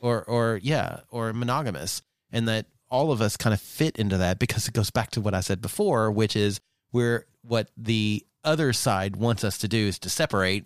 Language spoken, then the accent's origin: English; Southeast US, United States; growing up in the Southeast, uh, of the U S, very conservative